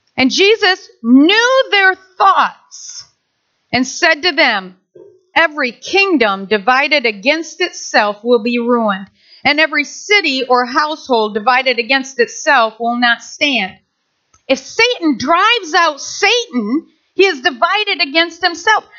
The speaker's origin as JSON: {"language": "English", "town": "Nashville", "region": "Michigan", "country": "United States", "tie": "born or raised there", "said": "I grew up in Maple Valley, Nashville, Michigan."}